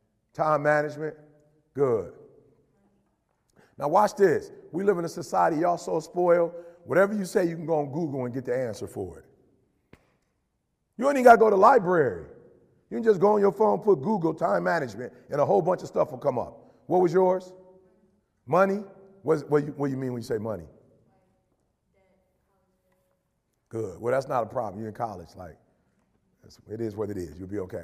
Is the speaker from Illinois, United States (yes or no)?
no; Detroit, Michigan, United States; also born or lived in Chicago; You know how many dudes I grew up in Detroit on the block and Chicago on the block that could talk?